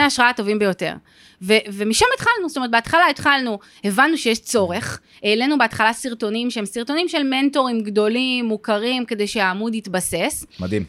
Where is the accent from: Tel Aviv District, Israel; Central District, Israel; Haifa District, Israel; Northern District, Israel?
Tel Aviv District, Israel; Givatayim; אני במקור מגבעתיים